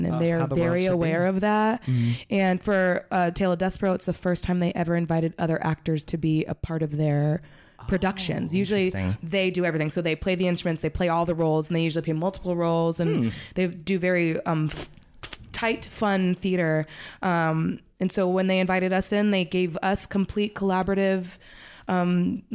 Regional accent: the Bay Area, California, United States; I grew up in the Bay, and which is like the most diverse place in the country.

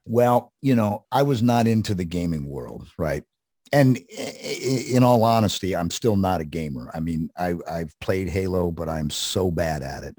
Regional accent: Columbus, Ohio, United States; in Columbus, Ohio, which was where I grew up

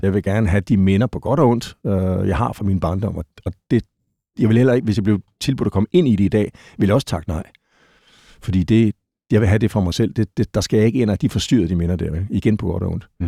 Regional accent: Gentofte, Capital Region of Denmark, Denmark; Jeg er født i øh, Gentofte, lige nord for København

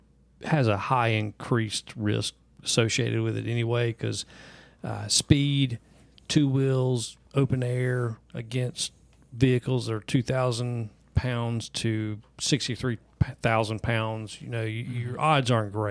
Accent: South Carolina, United States; moved away; I'm from South Carolina originally

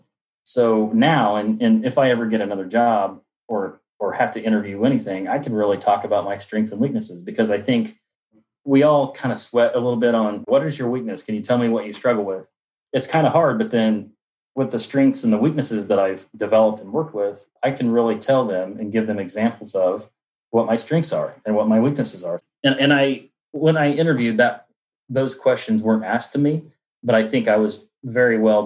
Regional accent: Indianapolis, Indiana, United States; I'm from Indianapolis, Indiana

